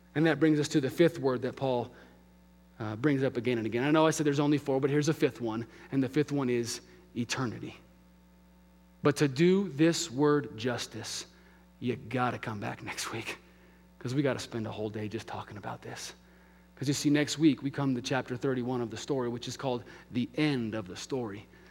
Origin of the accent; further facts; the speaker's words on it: Albuquerque, New Mexico, United States; moved away; my hometown of Albuquerque